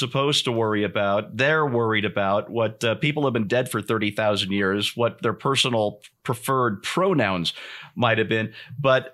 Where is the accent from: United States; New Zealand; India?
United States; I'm an American